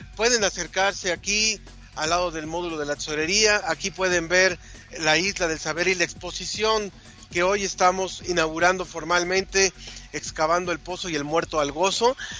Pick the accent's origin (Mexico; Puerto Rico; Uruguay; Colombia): Mexico; como mexicanos